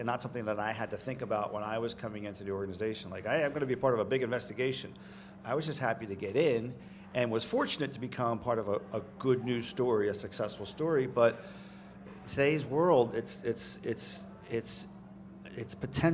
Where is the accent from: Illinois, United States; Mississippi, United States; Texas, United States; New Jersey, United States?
New Jersey, United States; Jersey Shore; when I was in high school, growing up on the Jersey Shore